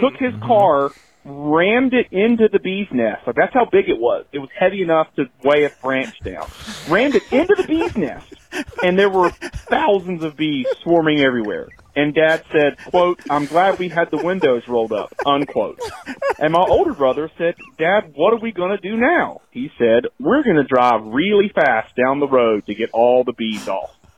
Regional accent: rural North Carolina, United States; when I was about five or six in rural North Carolina, my dad, uh, may he rest in peace, uh, who was a good man and he tried hard and he was the pastor of a small rural church

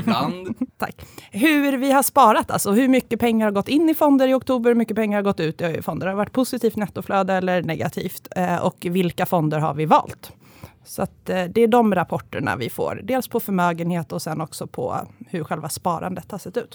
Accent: Järfälla, Stockholm County, Sweden; also born or lived in Uppsala / Åre; jag är uppvuxen i Järfälla utanför Stockholm

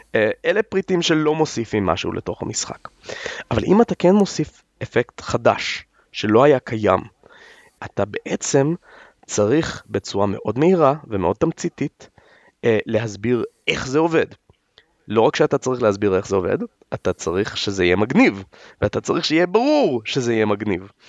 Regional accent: Israel

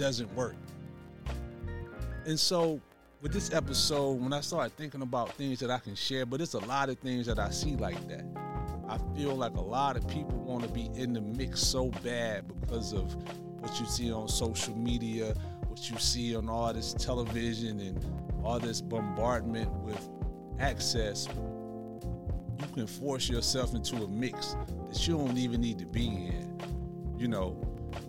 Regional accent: Tuscaloosa, Alabama, United States; accent: southern

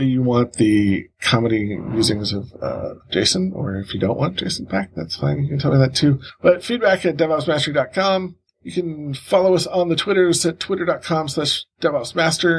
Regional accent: Cleveland, Ohio, United States; my hometown of Cleveland, Ohio

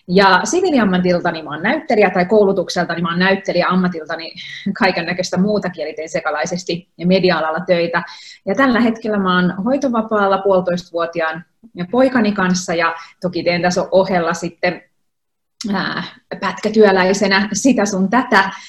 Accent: Helsinki, Uusimaa, Finland; Mä oon helsinkiläinen kaupunginvaltuutettu kolmatta kautta mukana kuntapolitiikassa

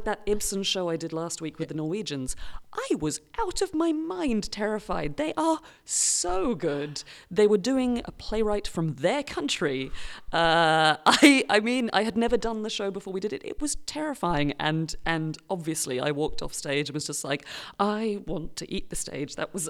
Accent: United Kingdom; I'm British

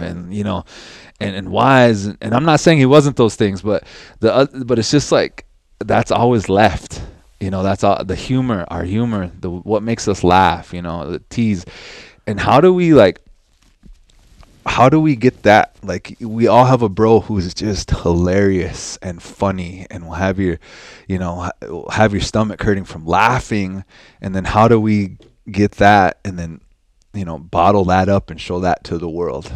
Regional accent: North Dakota, United States; also born or lived in Cheyenne River, South Dakota; I grew up here. in Standing Rock and also in Cheyenne River

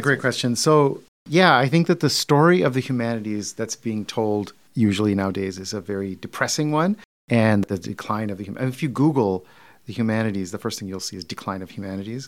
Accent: Detroit, Michigan, United States; I'm from Detroit.

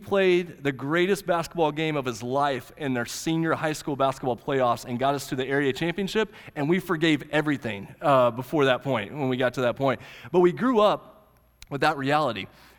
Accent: Oklahoma, United States; The little high school I grew up in Central High in Southwest Oklahoma, we grew up and we had one black guy in our class.

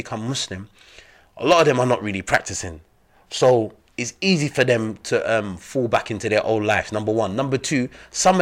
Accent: London, United Kingdom; also born or lived in Gambia / Egypt; being black, growing up in London

